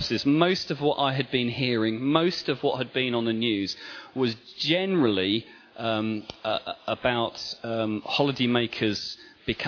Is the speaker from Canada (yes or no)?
no; England, United Kingdom; as English people